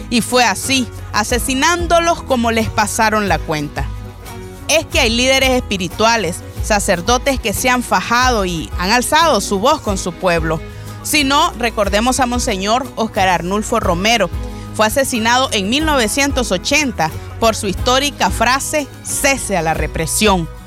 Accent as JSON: {"language": "Spanish", "country": "Nicaragua", "said": "en nuestro país."}